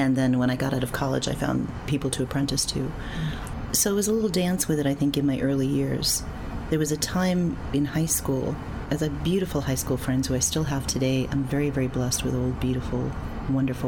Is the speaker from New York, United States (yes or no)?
yes; New York City, New York, United States; I was wacky shaman from Queens